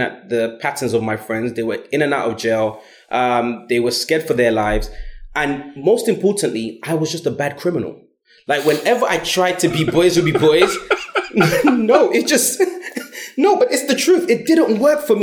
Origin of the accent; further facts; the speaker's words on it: London, United Kingdom; I grew up in South London, Brixton and Stockwell